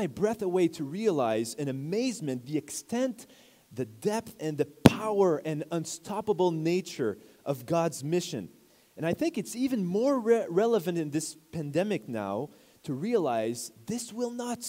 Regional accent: Quebec, Canada; I'm from Quebec

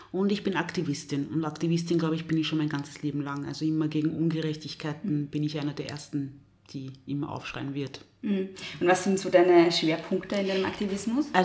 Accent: DR Congo; born there; ich bin in der Demokratischen Republik Kongo

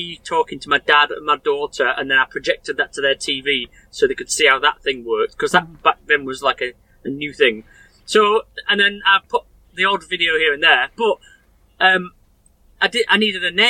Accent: Sheffield, Yorkshire and the Humber, United Kingdom; also born or lived in Rotherham; Born and raised in Sheffield.

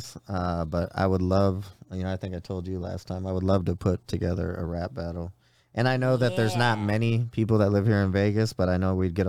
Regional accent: Ireland; Damn, I can use that being that I'm Irish.

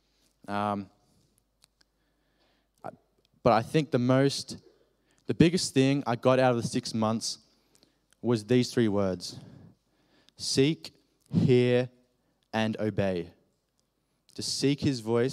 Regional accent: Australia; accent: Australian; my Australian accent

